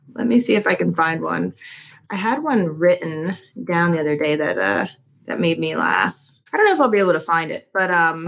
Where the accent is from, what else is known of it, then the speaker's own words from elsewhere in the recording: Philadelphia, Pennsylvania, United States; grew up in the Philadelphia, Pennsylvania suburbs.